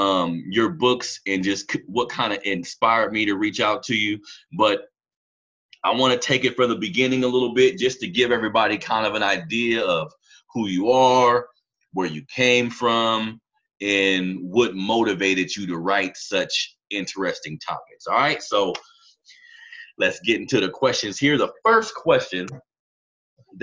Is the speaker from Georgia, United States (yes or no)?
no; Sacramento, California, United States; I grew up in California, Sacramento, California